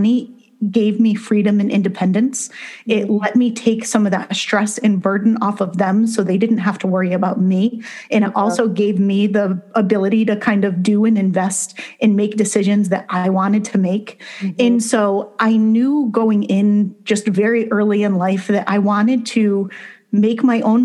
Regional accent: Connecticut, United States; I grew up in Connecticut

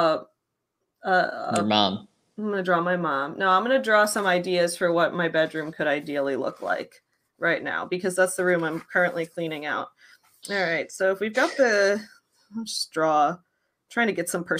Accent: United States; I am American

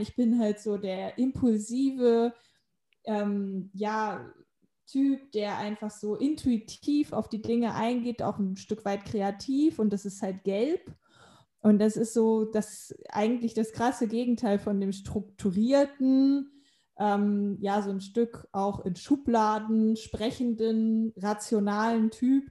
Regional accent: Hanover, Lower Saxony, Germany; moved away as an adult; also born or lived in Spain; in meiner Heimatstadt in Hannover

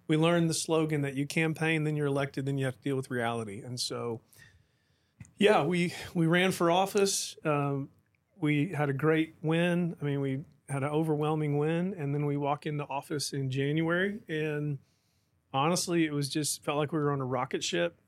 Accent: Tulsa, Oklahoma, United States; moved away as an adult; also born or lived in Edmond, Oklahoma; now in Midland, United States; My wife and I were raised in Oklahoma and Tulsa area

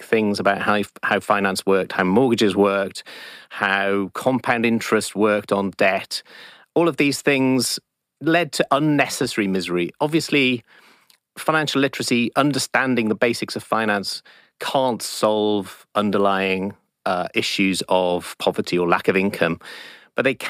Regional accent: South Wales, United Kingdom; growing up in South Wales

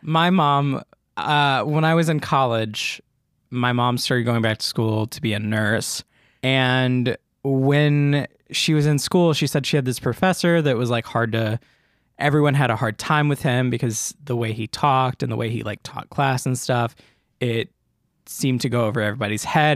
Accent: the South, United States; I'm from the South

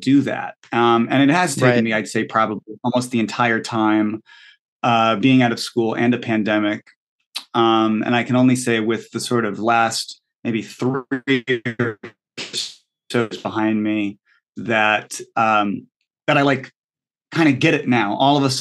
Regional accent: Connecticut, United States; I'm from Connecticut.

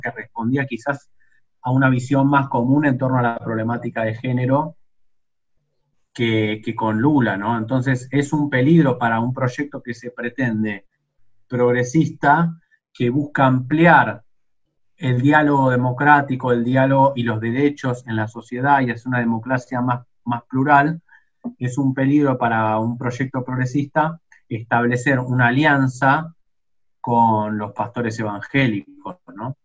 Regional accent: Argentina

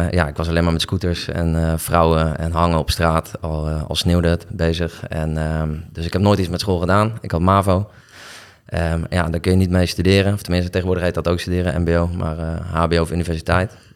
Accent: Nieuwegein, Utrecht, Netherlands; born there; also born or lived in Delft; ik ben geboren in Nieuwegein. En volgens mij ben ik ehm, nog voor mijn tweede levensjaar verhuisd.

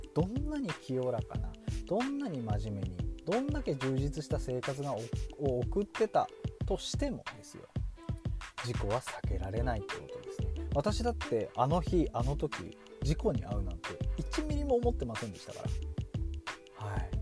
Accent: Fukushima, Japan; moved away as an adult; 東北の福島県出身

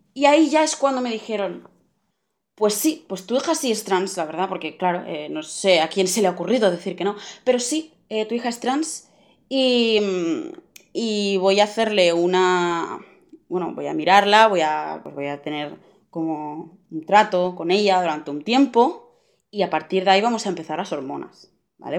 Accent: Barcelona, Catalonia, Spain; tengo 16 años, soy de Barcelona

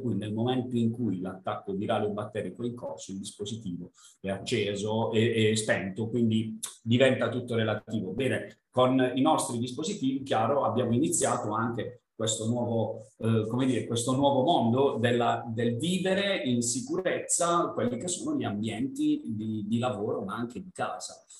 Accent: north of Bari province, Apulia, Italy; accent: southern; da buon pugliese vengo da nel, sono nel nord barese

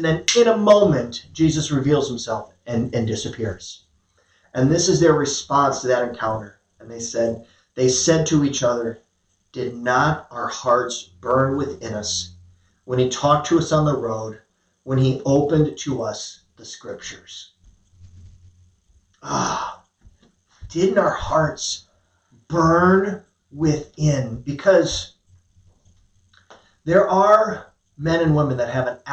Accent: United States; I'm an American

